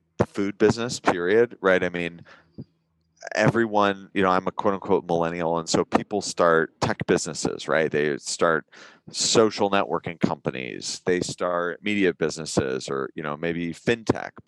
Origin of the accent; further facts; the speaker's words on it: Northern California, United States; I grew up in Northern California